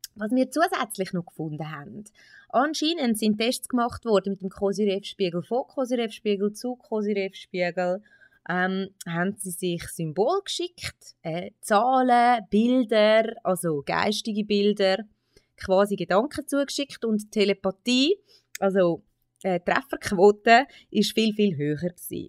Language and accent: German; Switzerland; bei uns in der Schweiz